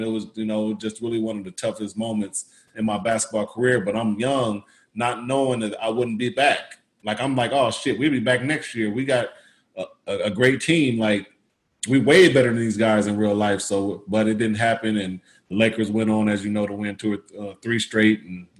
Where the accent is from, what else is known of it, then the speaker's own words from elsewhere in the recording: Indiana, United States; I'm from Indiana.